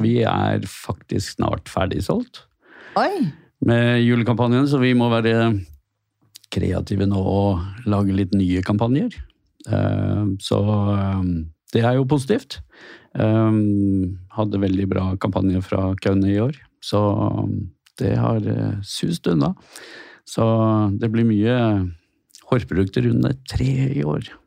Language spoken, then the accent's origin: Norwegian; Askøy, Vestland, Norway; also born or lived in Bergen; jeg får vel si at jeg er fra Askøy.